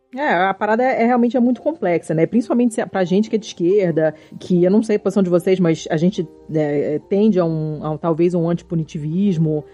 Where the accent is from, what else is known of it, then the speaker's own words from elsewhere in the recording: Rio de Janeiro, Brazil; eu sou carioca